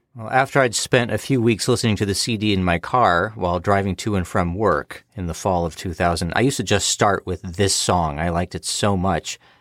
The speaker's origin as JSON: {"language": "English", "country": "United States", "said": "I'm an American."}